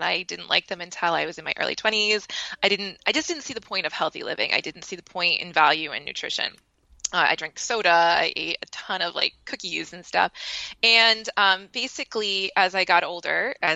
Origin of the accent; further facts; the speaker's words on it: Maine, United States; now in San Diego, United States; I grew up in Maine, but I live in San Diego now with my husband and my daughter.